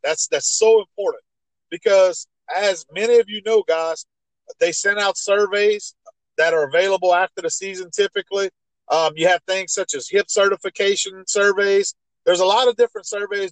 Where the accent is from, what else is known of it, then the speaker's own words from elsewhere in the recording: Ville Platte, Louisiana, United States; I grew up in Evangeline Parish